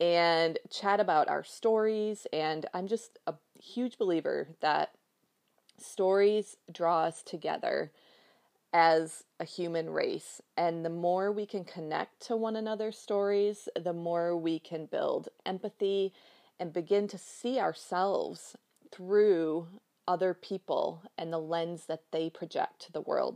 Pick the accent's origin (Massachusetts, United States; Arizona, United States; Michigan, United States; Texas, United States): Michigan, United States; moved away as an adult; also born or lived in Tennessee; we moved from Tennessee back to my hometown in Michigan back in April.